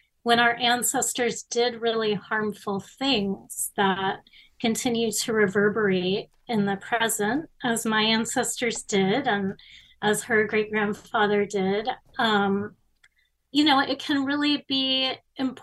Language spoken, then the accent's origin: English; Miami, Florida, United States; I was growing up in Miami in the 70s and 80s